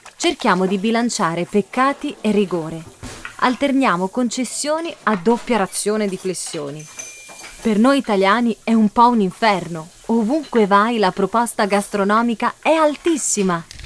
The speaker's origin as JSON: {"language": "Italian", "region": "Sicily", "country": "Italy", "said": "Da buona siciliana"}